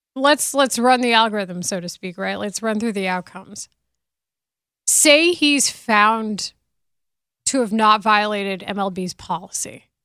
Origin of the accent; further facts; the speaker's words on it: Denton, Texas, United States; I'm from Denton